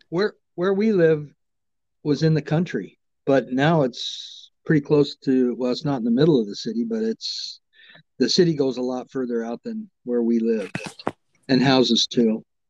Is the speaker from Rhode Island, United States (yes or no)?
no; Umatilla, Oregon, United States; born there; I was born in Umatilla.